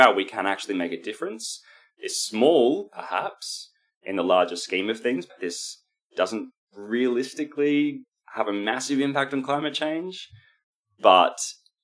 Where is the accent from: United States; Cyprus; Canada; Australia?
Australia; Queensland; We come from Queensland